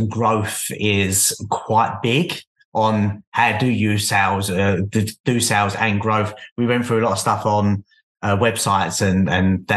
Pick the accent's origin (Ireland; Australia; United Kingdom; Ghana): United Kingdom; London; I'm from London, so London's very, very busy